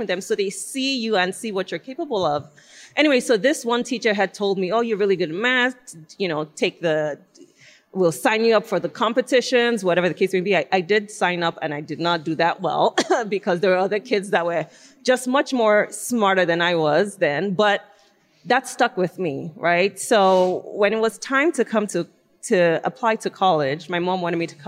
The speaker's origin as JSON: {"language": "English", "country": "Nigeria", "tie": "born or raised there", "moved": "as an adult", "lives_now": "United States", "said": "I'm from Nigeria, she sent me here to college."}